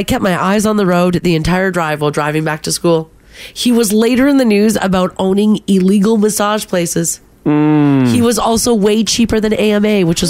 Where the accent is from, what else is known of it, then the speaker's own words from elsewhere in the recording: Calgary, Alberta, Canada; I did my driver's training where I grew up in Calgary.